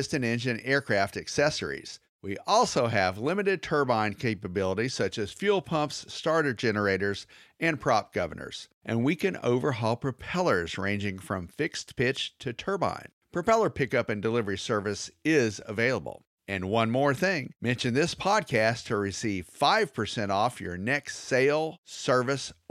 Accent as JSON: {"language": "English", "region": "the South", "country": "United States", "said": "I'm from the South."}